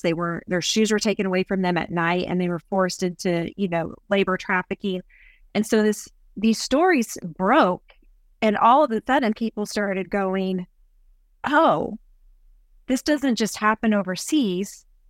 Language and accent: English; Columbus, Ohio, United States; moved away as an adult; also born or lived in Baton Rouge, Louisiana; now in East Texas, United States; I grew up in Columbus, Ohio